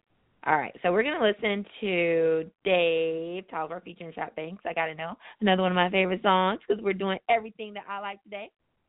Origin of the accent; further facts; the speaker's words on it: Detroit, Michigan, United States; I'm from Detroit